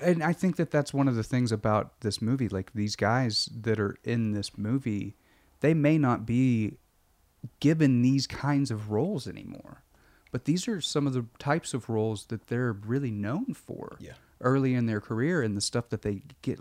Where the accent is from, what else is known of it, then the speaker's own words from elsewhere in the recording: Arkansas, United States; I grew up in Arkansas, Bible Belty